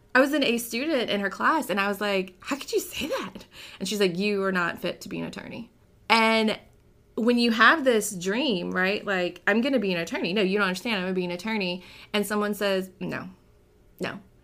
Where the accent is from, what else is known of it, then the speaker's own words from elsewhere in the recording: New Orleans, Louisiana, United States; now in Baton Rouge, United States; I was born and raised in New Orleans, Louisiana